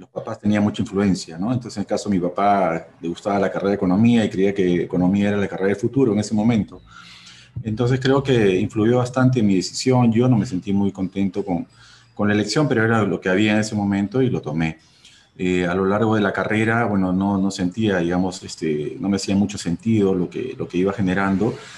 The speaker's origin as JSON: {"language": "Spanish", "country": "Peru", "said": "mi país"}